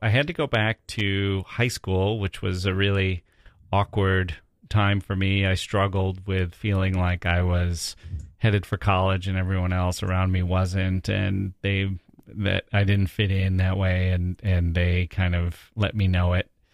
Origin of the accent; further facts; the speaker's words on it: Wisconsin, United States; I grew up in Wisconsin in this small town